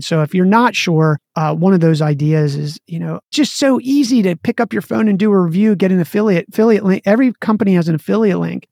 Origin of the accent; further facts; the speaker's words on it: Maryland, United States; I grew up in Maryland and played lacrosse